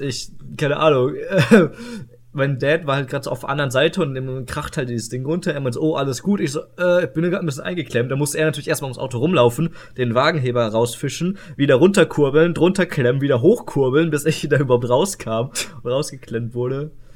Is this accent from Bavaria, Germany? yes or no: no; Iserlohn, North Rhine-Westphalia, Germany; die Zeitschrift von meinem Heimatort, so äh, der Iserlohner Kreisanzeiger